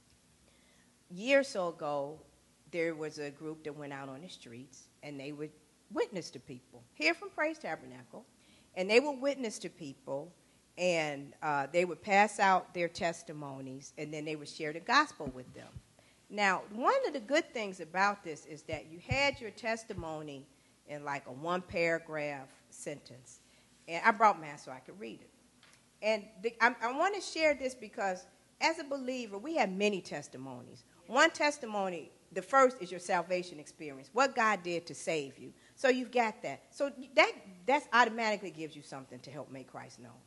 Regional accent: Chicago, Illinois, United States; I grew up in the Robert Taylor Housing Projects on the south side of Chicago

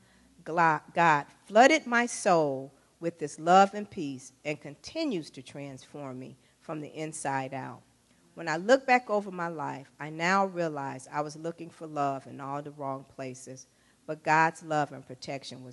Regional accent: Chicago, Illinois, United States; I grew up in the Robert Taylor Housing Projects on the south side of Chicago

